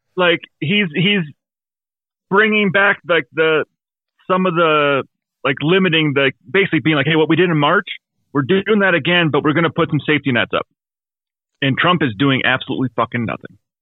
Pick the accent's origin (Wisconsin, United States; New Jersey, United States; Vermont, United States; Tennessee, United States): Wisconsin, United States; I'm from Wisconsin